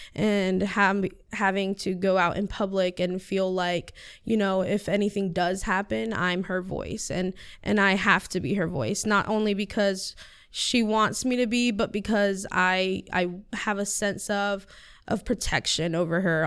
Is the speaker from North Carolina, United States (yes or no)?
yes; Siler City, North Carolina, United States; first language Spanish; English is a second language; also born or lived in Chapel Hill, North Carolina; I've lived in Siler City my whole life. This is where I was, you know, raised.